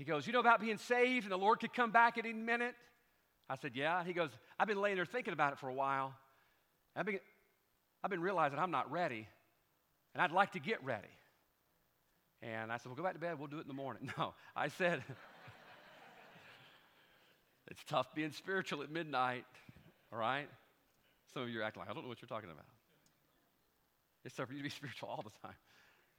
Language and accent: English; Pascagoula, Mississippi, United States; I was a teenager from Pascagoula, Mississippi.